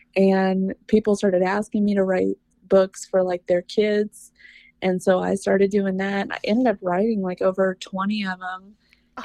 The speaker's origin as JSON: {"language": "English", "region": "Mississippi", "country": "United States", "moved": "yes", "lives_now": "California, United States", "said": "I'm originally from Mississippi, uh, but I'm in I'm in a super small town in California. We're a little north of Lake Tahoe."}